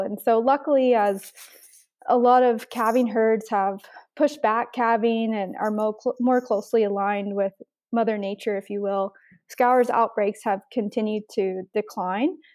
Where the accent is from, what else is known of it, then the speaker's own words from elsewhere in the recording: United States; moved away as an adult; now in Canada; I'm actually originally from the States. I grew up on a commercial cow calf operation